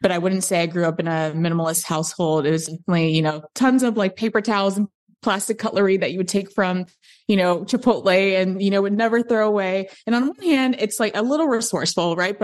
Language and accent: English; Chicago, Illinois, United States; moved away as an adult; also born or lived in Los Angeles, United States; now in Austin, United States; I'm in Austin currently, but I grew up in Chicago, actually, on the South Side.